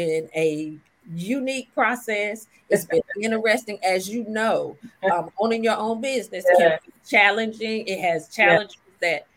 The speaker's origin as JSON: {"language": "English", "town": "Clayton", "region": "North Carolina", "country": "United States", "tie": "born or raised there", "also_born_or_lived": "Washington, D.C.", "said": "I was born in Washington, D.C., but I lived in Clayton because that's where my parents migrated from before they got to D.C. It's a little town 15 minutes outside of Raleigh"}